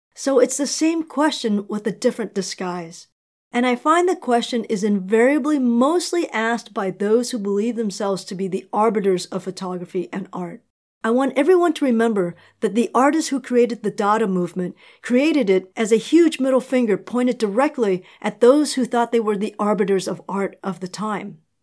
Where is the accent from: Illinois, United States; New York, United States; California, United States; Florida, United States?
New York, United States; New York City; I'm from New York